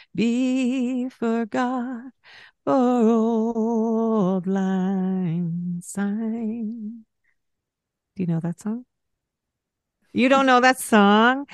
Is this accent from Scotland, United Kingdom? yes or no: yes; Scotland, United Kingdom; I am Scottish